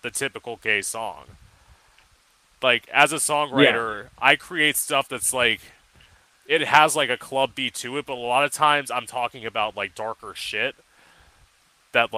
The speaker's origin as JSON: {"language": "English", "region": "Florida", "country": "United States", "tie": "born or raised there", "also_born_or_lived": "Orlando", "said": "I'm from Florida, and I've lived here my whole life"}